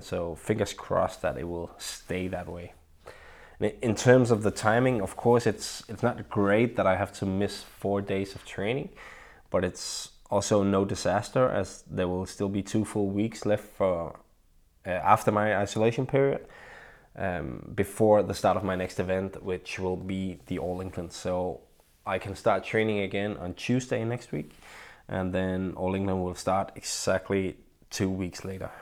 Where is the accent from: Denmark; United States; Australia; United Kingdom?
Denmark; Vallensbæk, Capital Region of Denmark; my hometown of Vallensbæk, where I live